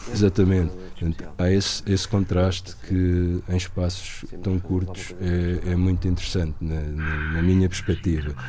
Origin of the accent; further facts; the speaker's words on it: Portugal; moved away; also born or lived in Lisbon; nasci em Corus, que é meio rural, e já vivi bastantes anos em Lisboa